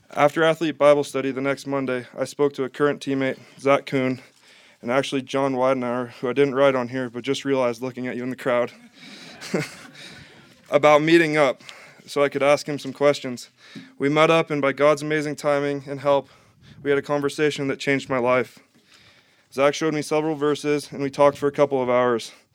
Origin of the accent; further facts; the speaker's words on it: Missoula, Montana, United States; I grew up in a Catholic home in Missoula, Montana.